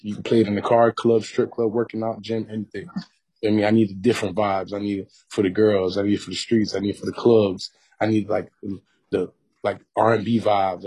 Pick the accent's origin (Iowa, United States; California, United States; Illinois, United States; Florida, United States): Florida, United States; North Miami; growing up in North Miami